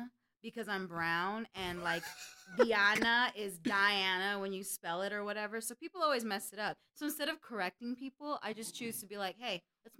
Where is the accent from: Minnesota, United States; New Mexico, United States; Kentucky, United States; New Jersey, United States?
New Mexico, United States; Las Cruces; but I am from Cruces